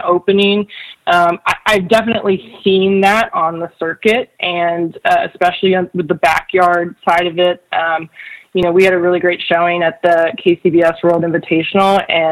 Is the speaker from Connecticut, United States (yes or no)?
yes; Connecticut, United States; I grew up in Connecticut, so I'm a Giants fan